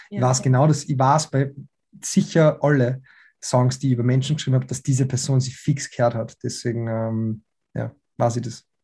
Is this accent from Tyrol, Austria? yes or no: no; Salzburg, Austria; dann Bootcampen in Salzburg und ich sehe meine Familie und so, bin ja aus Salzburg.